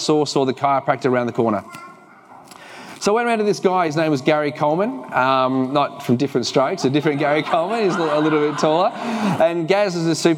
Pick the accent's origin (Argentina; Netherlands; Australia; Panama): Australia; Dandenong, Victoria; accent: Kiwi; moved away as an adult; also born or lived in Geelong / New Zealand; We grew up in Dandenong